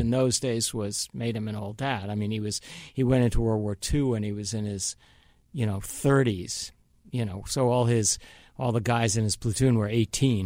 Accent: Long Island, New York, United States; born or raised there; also born or lived in Manhattan, New York; now in Los Angeles, United States

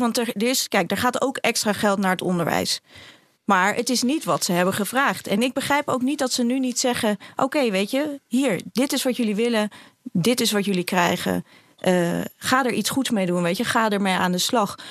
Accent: Amsterdam, North Holland, Netherlands; ik kom ook uit Amsterdam

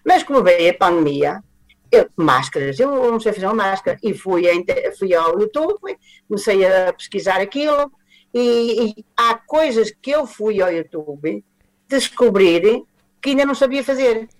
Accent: Castelo de Paiva, Aveiro District, Portugal; now in Porto, Portugal; Eu sou natural de Castelo Paiva, pertenço ao Distrito Aveiro mas estou no Porto há, desde 1971

